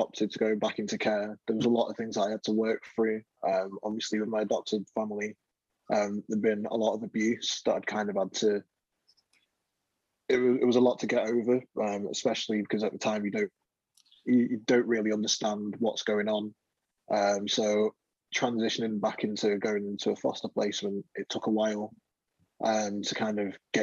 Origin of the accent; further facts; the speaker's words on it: London, United Kingdom; moved away; also born or lived in north of England; I was born in London, and when growing up in London, it's very multicultural